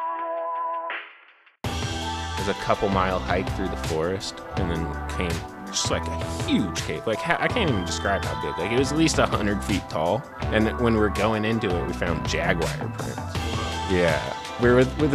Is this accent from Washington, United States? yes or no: yes; Whidbey Island, Washington, United States; moved away; I'm a writer and comedian from Whidbey Island, Washington, originally